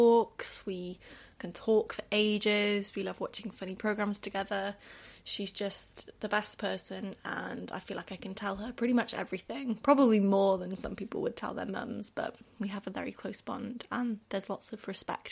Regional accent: Wales, United Kingdom; also born or lived in Mexico; I'm Welsh, although not everyone picks up that from my accent. It's not like a super strong one, but I'm definitely Welsh.

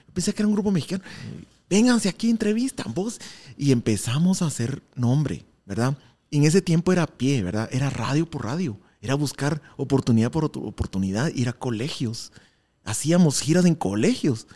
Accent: Guatemala; somos una banda de Guatemala

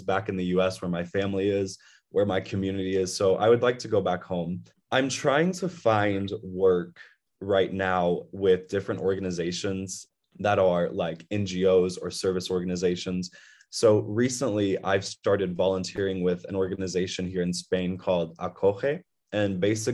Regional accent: Salem, Indiana, United States; moved away; as a young kid that comes from Salem, Indiana

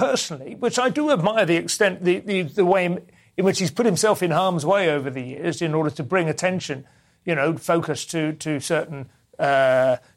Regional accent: England, United Kingdom; an English comedian

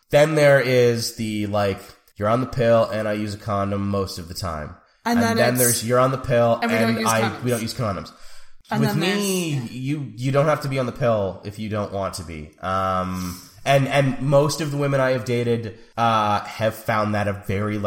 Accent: Canada; we're Canadian

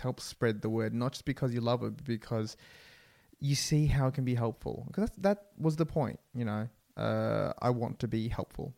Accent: Australia; I am Vietnamese Australian. My parents are from Vietnam

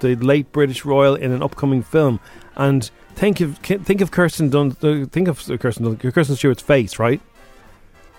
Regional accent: Ireland; It's my home country too

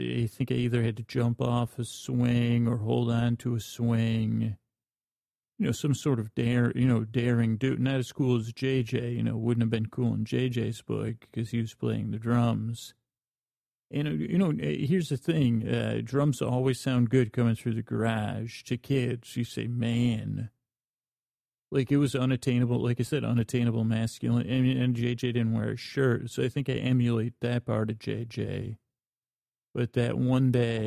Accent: Syracuse, New York, United States; I grew up in Syracuse, New York.

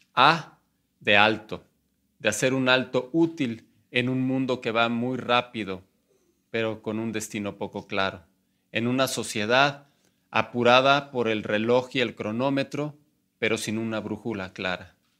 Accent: Mexico; como muchos mexicanos

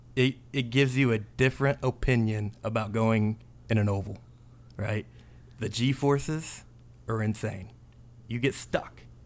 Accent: North Vernon, Indiana, United States; I grew up in North Vernon

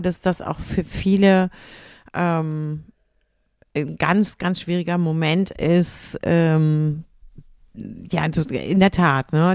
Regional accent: Lüneburg, Lower Saxony, Germany; Ich bin in Lüneburg geboren worden. Okay. So, da bin ich auch die ersten Jahre aufgewachsen und dann irgendwann ähm, mit meinen Eltern halt zu meinen Großeltern mit quasi im Haus, wie man, wie man das so hat, ne, mhm. auf dem Dorf

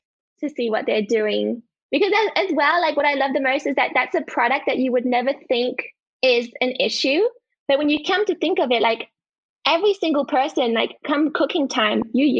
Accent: France; now in Australia; Okay, so I'm originally from France. I've lived most of my life overseas in different countries, but I've spent a good part of my life in France.

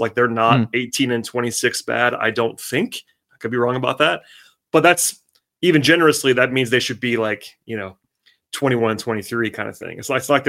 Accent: Parkview High School, Georgia, United States; born or raised there

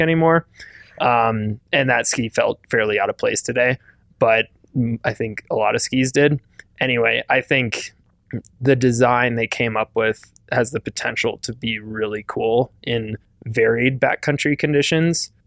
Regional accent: Wisconsin, United States; growing up in Wisconsin

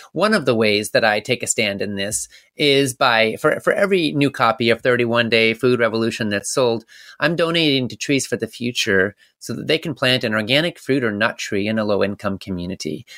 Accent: Canada; moved away; I was born in Canada and I lived up there

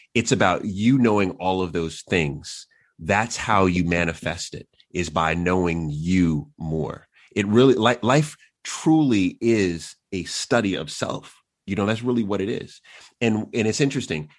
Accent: New York City, New York, United States; also born or lived in Queens / Long Island; I was born in New York, uh, and so grew up in the city, and then we moved out to Long Island

